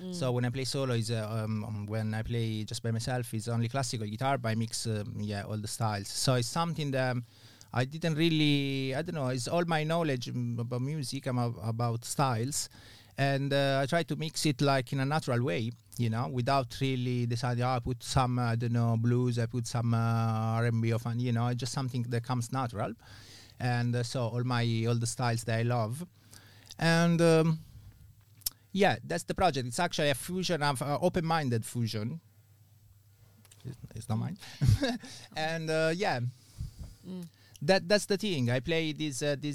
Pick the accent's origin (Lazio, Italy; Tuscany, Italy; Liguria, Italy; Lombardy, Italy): Lazio, Italy; Rome; English is a second language; moved away as an adult; also born or lived in Manchester, England; now in London, United Kingdom; I'm from Italy, from Rome.